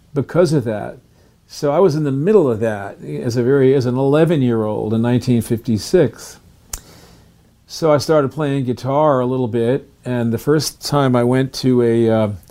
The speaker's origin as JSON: {"language": "English", "town": "New Rochelle", "region": "New York", "country": "United States", "tie": "born or raised there", "said": "I was born in New Rochelle, New York, which was outside of New York City."}